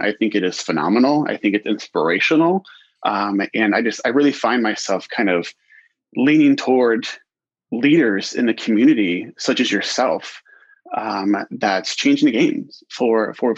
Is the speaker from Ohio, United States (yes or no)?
yes; Columbus, Ohio, United States; moved away as an adult; now in Portland, United States; Born and raised in Columbus, Ohio.